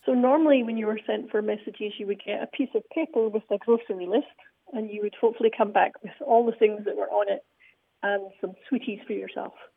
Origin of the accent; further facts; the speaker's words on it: Scotland, United Kingdom; now in Huntsville, United States; I'm originally from Scotland